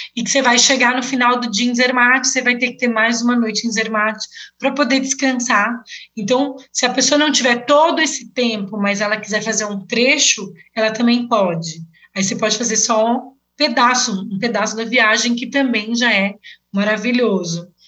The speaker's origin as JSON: {"language": "Portuguese", "country": "Brazil", "moved": "as an adult", "lives_now": "Switzerland", "said": "eu sou do Brasil"}